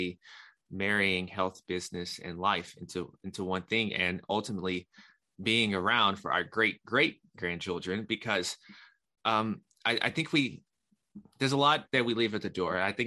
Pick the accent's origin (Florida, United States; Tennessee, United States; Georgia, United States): Tennessee, United States; Nashville; I'm born and raised in Nashville.